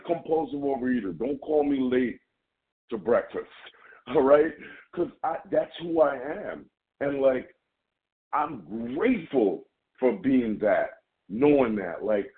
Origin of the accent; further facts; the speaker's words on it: Jamaica; accent: Jamaican; my Jamaican accent